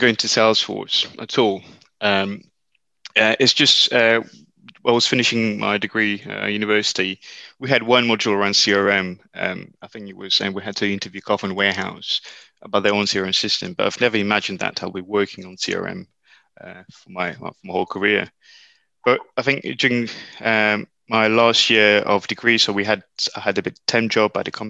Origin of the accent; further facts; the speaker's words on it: Mauritius; moved away as an adult; now in United Kingdom; I was brought up in Mauritius. This is where I did my A-levels.